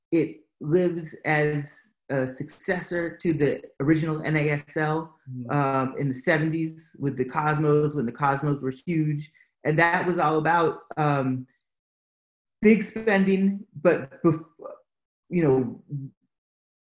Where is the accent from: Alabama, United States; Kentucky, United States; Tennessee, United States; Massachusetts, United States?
Massachusetts, United States; also born or lived in Atlanta; now in Chicago, United States; I'm from Massachusetts.